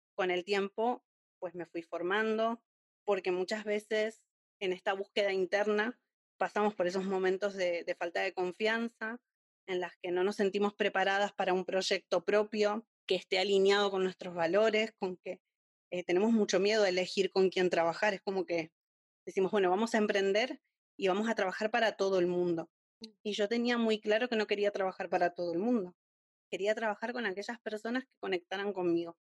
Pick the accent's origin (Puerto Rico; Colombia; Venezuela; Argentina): Argentina; moved away as an adult; now in Spain; soy una argentina viviendo en España desde hace cinco años